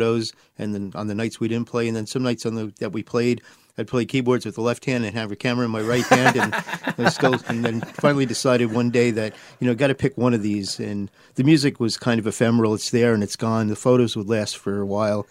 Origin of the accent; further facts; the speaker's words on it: New Jersey, United States; moved away; also born or lived in Brooklyn, New York / Manhattan, New York; I was born in Brooklyn, raised in New Jersey, and had a photo studio in Manhattan.